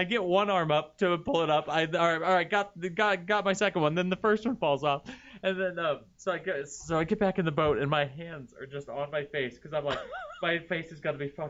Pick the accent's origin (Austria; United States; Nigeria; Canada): United States; I grew up in Tahoe.